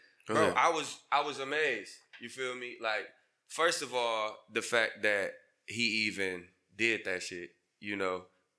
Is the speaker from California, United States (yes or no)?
no; Battle Creek, Michigan, United States; I'm from Battle Creek, Michigan.